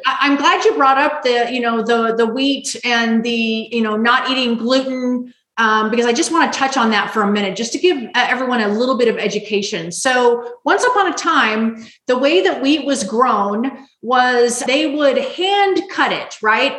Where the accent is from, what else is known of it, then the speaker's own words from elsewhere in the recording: Las Vegas, Nevada, United States; I grew up in Las Vegas, Nevada